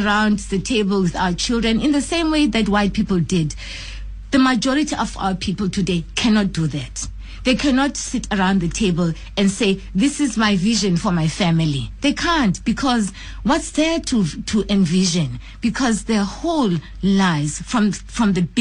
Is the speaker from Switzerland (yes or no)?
no; South Africa; I am a South African